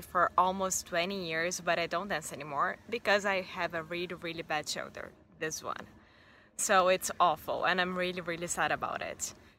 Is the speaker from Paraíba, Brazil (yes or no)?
no; Rio de Janeiro, Brazil; English is a second language; when I was growing up in Rio